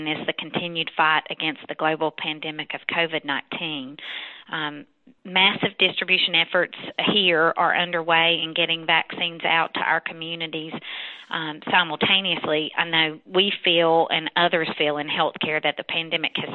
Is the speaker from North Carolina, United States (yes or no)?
yes; North Carolina, United States; moved away as an adult; also born or lived in Texas; I've been back in my home state of North Carolina for the past 8 years